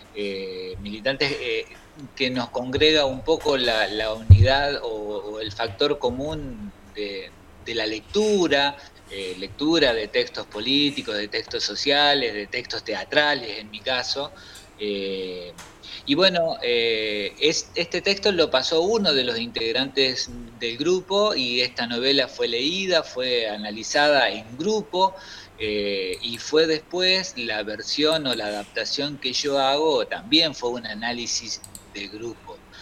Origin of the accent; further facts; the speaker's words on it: Concordia, Entre Ríos, Argentina; also born or lived in San Salvador, Entre Ríos; Eh, eh, mía, eh, de la niñez y de la adolescencia, la tengo en Concordia, en el Campo